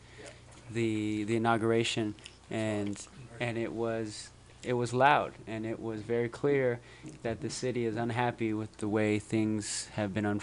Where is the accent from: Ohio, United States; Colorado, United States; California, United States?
California, United States; San Francisco; I grew up in Bernal Heights